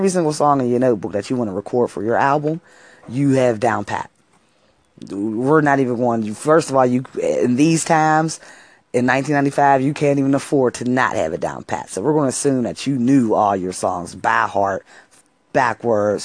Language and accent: English; Pittsburgh, Pennsylvania, United States; I'm from Pittsburgh, Pennsylvania